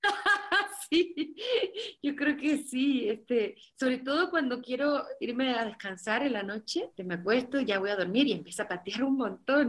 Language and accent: Spanish; Mexico City, Mexico; moved away as an adult; now in Tepoztlán, Mexico; soy chilanga, ¿eh? sigo siendo chilanga.